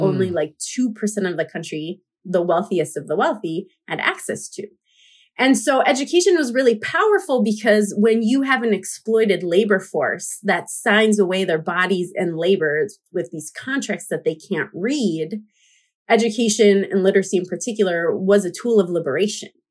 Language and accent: English; United States; I grew up in the U S as a Latina